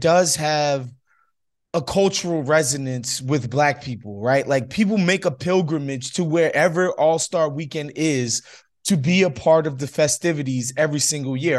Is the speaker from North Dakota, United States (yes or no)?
no; New York, United States; moved away as an adult; now in Los Angeles, United States; I spent 30 years, first 30 years of my life in New York, so you know, I, I'm definitely a New Yorker